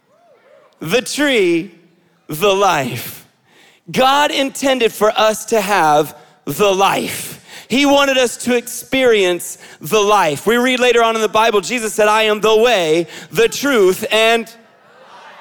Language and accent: English; Israel; moved away; I grew up in Israel